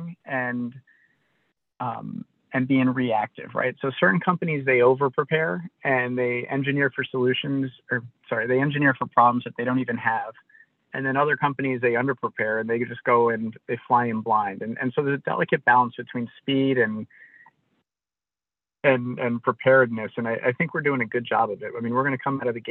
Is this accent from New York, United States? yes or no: yes; New York City, New York, United States; moved away; I'm from New York City originally